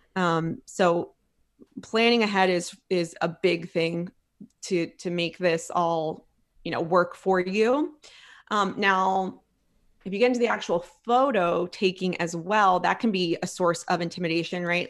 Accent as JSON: {"language": "English", "town": "Philadelphia", "region": "Pennsylvania", "country": "United States", "moved": "yes", "lives_now": "Texas, United States", "said": "I'm from Philly"}